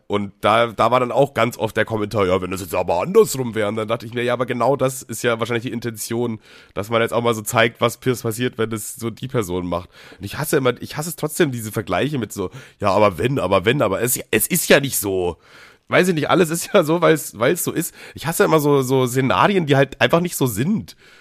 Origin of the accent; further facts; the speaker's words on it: Bavaria, Germany; ich komme ja aus Bayern